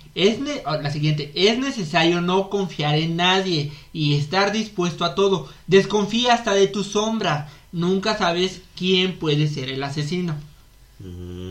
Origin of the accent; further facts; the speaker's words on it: Mexico; somos, somos mexicanos